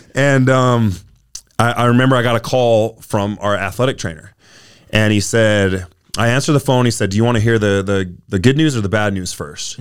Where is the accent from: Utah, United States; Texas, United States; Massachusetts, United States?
Utah, United States; South Jordan; I, I grew up in South Jordan, Utah